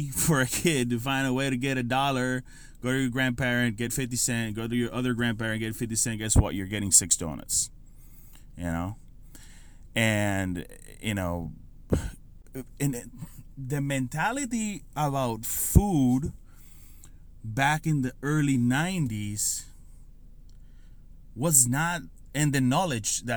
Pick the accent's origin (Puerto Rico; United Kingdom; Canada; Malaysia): Puerto Rico; San Sebastián; moved away as an adult; also born or lived in San Francisco, California / Amelia Island, Florida; I grew up in Puerto Rico, born and raised in Puerto Rico